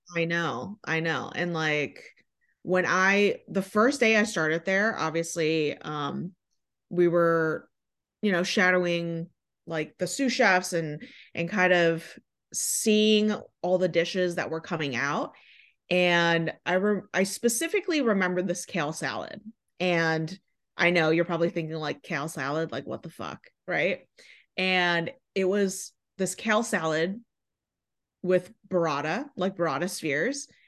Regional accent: Michigan, United States; moved away as an adult; also born or lived in La Jolla, California; now in Los Angeles, United States; I'm from Michigan

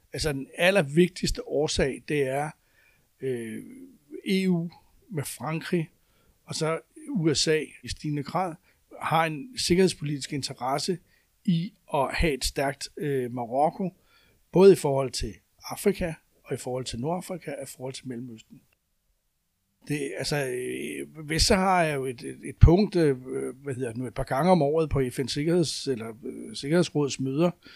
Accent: Denmark; som danskere

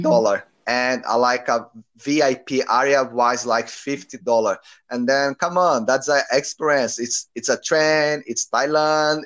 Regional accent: Brazil; English is a second language; moved away as an adult; now in Auckland, New Zealand; I'm from Brazil. I'm 30, 31 years old, and I'm living in Auckland, New Zealand at the moment

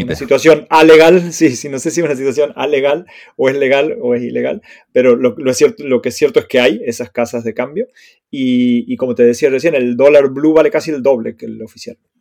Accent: Argentina; moved away as an adult; now in Spain; yo me fui de Argentina en el 2005, ya hace 17 años

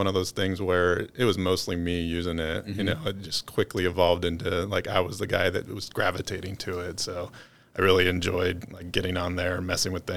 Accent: Nampa, Idaho, United States; I wasn't born here, but I moved here when I was like an infant. So I grew up out in Nampa. I'm a Nampa High graduate

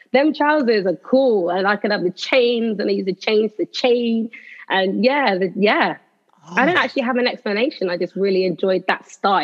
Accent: Slough, South East England, United Kingdom; I am from Slough in Berkshire.

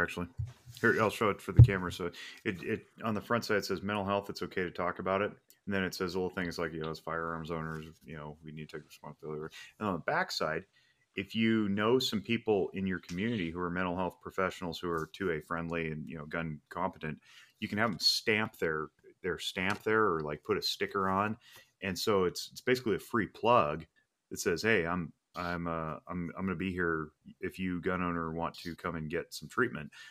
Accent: Reno, Nevada, United States; I was born and raised in Reno, Nevada

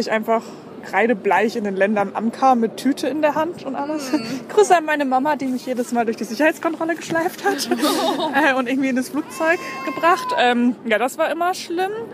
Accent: Baden-Württemberg, Germany; bei uns in Baden-Württemberg

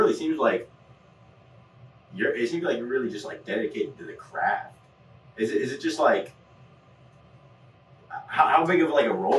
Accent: Midwest, United States; I'm from the Midwest. I've been to California a little bit.

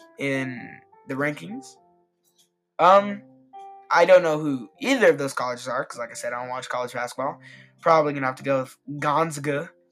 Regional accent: Indiana, United States; born or raised there

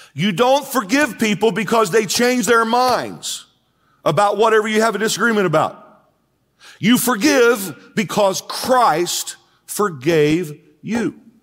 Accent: United States; I am an American. I'm proud to be an American

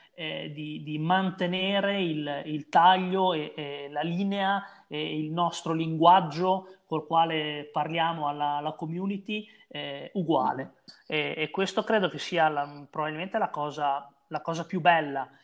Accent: Bologna, Emilia-Romagna, Italy; sono di Bologna, quindi ho giocato eh, nei campionati regionali Emiliano-Romagnoli

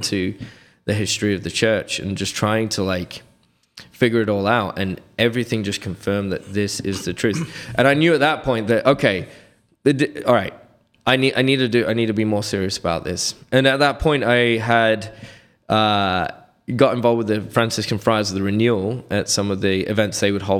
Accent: Reading, Pennsylvania, United States; I had found the traditional Latin mass at a fraternity of St. Peter Parish in Reading, my hometown where I was born.

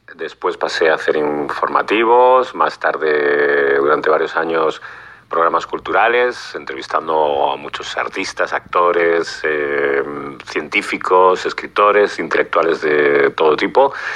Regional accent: Spain; siendo español

